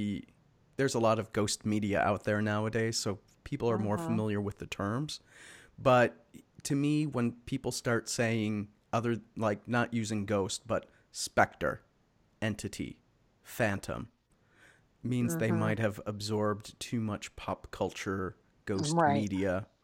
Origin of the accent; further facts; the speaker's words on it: Chicago, Illinois, United States; moved away as an adult; also born or lived in Los Angeles; now in Pacific Northwest, United States; I'm from Chicago originally, guys. So it hasn't happened out here in the Pacific Northwest, nor when I lived in LA.